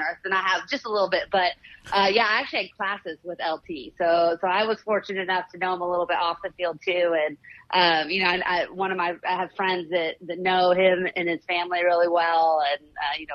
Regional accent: Northern California, United States; moved away; I grew up in Northern California

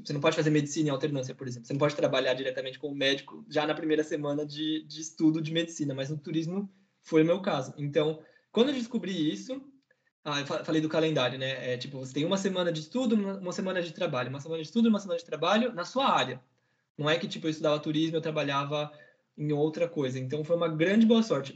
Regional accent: São Paulo, Brazil; moved away as an adult; now in Paris, France; pelo bairro da Liberdade, principalmente, que foi onde eu nasci

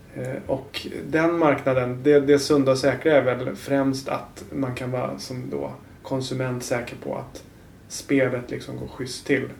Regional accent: Haninge, Stockholm County, Sweden; moved away as an adult; now in Årsta, Sweden; jag kommer från Haninge som är ja en ganska dyster förort.

